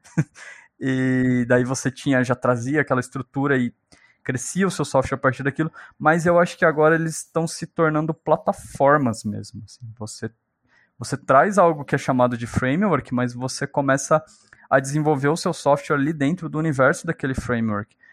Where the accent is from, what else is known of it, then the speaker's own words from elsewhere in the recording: São Paulo, Brazil; also born or lived in Minas Gerais; eu nasci em Minas. E aí eu fui criado pela minha avó, pela minha tia, que foram me buscar lá em Minas, né? Eu tava sendo criado por uma outra pessoa e vim para o estado de São Paulo com cinco aninhos.